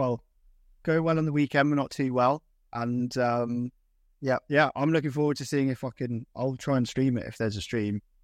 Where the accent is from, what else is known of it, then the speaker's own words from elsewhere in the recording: Lancashire, North West England, United Kingdom; also born or lived in Stoke-on-Trent; I was born in Stoke, but I was raised up in, uh, in, in, uh, the River Valley up in Lancashire.